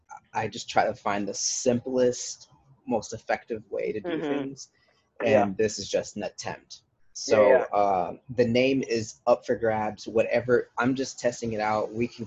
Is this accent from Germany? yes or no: yes; Bad Kreuznach, Rhineland-Palatinate, Germany; I am from Germany, as you know. I was born in Bad Kreuznach, which is a small little, it's actually kind of a medium-sized city. And it was half Germans and half Americans